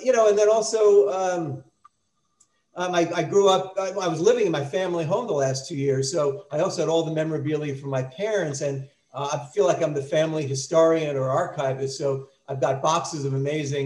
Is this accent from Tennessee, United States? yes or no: no; New York City, New York, United States; also born or lived in Manhattan; growing up in Brooklyn